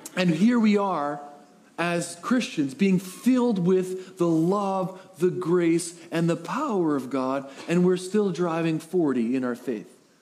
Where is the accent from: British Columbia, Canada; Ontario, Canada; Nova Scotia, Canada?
British Columbia, Canada; Coquitlam; now in Powell River, Canada; I was raised in the Tri City area, Coquitlam area.